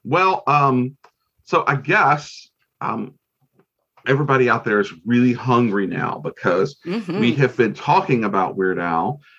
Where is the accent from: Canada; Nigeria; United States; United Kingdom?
Nigeria; I'm Nigerian.